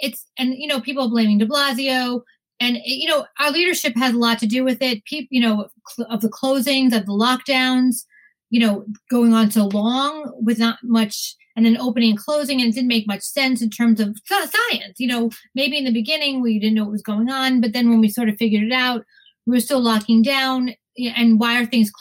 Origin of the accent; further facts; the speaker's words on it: New York City, New York, United States; as somebody who's lived and been born in New York, worked in New York